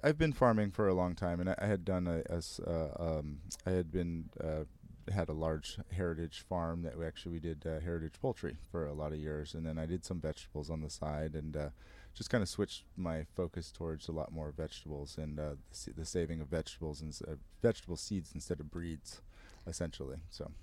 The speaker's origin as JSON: {"language": "English", "country": "United States", "said": "I'm American"}